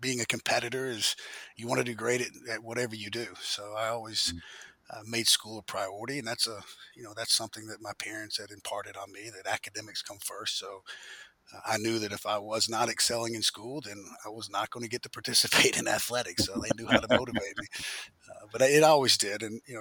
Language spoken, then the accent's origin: English; Birmingham, Alabama, United States; As I mentioned, I'm in Birmingham now, but I was also born and raised in Birmingham, Alabama